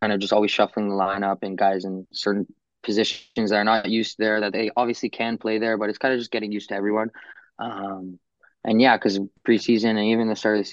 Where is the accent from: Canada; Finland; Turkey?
Canada; Toronto, Ontario; I'm playing my hometown team